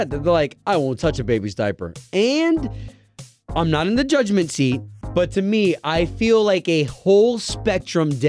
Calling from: Winter Garden, Florida, United States; from Winter Garden.

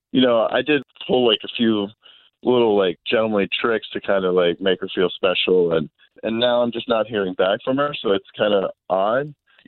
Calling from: Cocoa Beach, Florida, United States; I'm calling you guys from Cocoa Beach this morning.

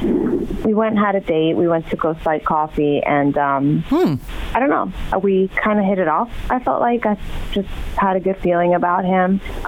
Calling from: Washington Township, United States; I'm calling from Washington Township.

